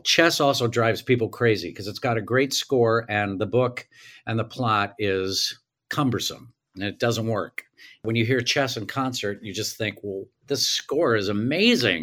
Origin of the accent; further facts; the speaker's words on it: Tulsa, Oklahoma, United States; I grew up in Tulsa